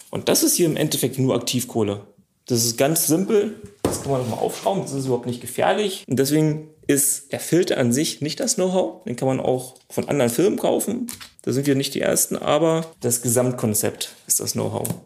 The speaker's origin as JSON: {"language": "German", "region": "Brandenburg", "country": "Germany", "lives_now": "Luckenwalde, Germany", "said": "komme ursprünglich aus dem Potsdamer Raum und bin jetzt nach Luckenwalde durch den Job hierher gezogen."}